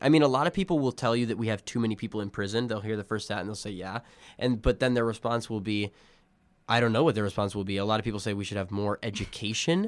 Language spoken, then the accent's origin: English; Illinois, United States; I was born in Illinois